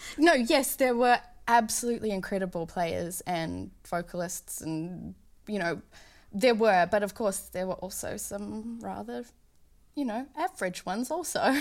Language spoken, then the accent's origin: English; Auckland, New Zealand; moved away as an adult; also born or lived in Boston; now in Los Angeles, United States; I was out in the Waitakere, s, where I was born and raised